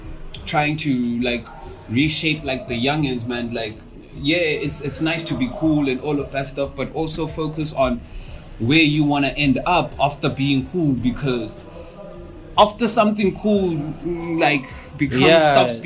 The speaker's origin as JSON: {"language": "English", "town": "Mandalay", "region": "Mandalay Region", "country": "Myanmar", "tie": "born or raised there", "said": "Before I answer that, I'm gonna go back to, I grew up in Mandalay, ne?"}